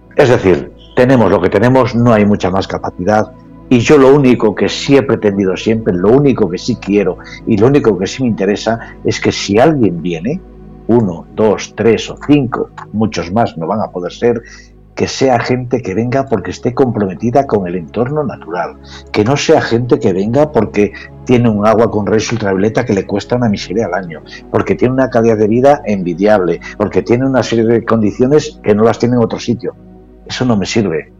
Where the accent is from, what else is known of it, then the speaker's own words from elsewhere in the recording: San Facundo, Spain; en mi tierra, en mi pueblo